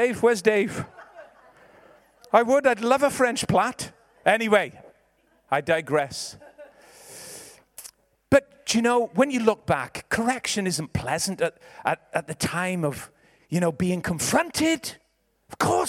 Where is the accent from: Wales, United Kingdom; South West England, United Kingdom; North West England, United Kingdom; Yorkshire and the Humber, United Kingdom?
Wales, United Kingdom; Ebbw Vale; I'm from Ebervale. I'm a Valleys boy